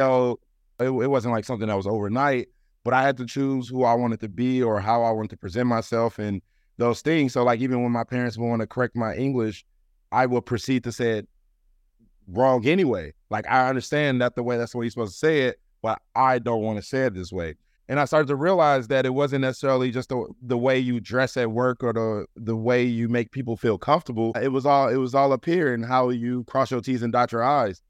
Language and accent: English; Ferguson, Missouri, United States; I'm from Ferguson, Missouri, originally, um, in Saint Louis. And just growing up as a black man, black boy there